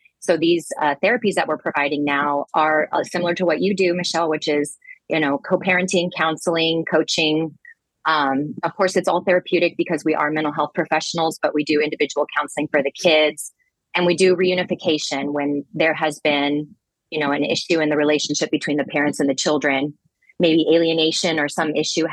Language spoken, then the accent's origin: English; Texas, United States; I grew up in Texas